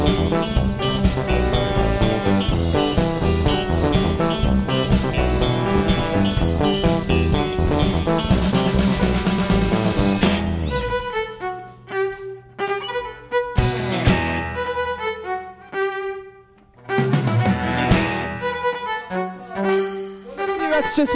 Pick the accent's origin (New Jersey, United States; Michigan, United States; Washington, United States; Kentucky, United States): Kentucky, United States; Louisville; We're from Louisville. So, this is especially special to us that we get to play here at our hometown's radio station